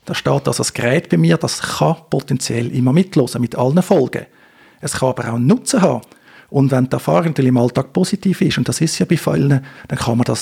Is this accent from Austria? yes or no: no; Switzerland; accent: Swiss German; zum Beispiel wir mit unseren Schweizer Dialekt.